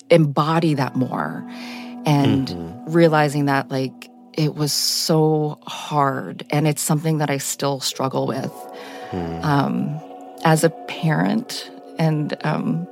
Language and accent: English; Chappaqua, New York, United States; I was raised in Chappaqua, New York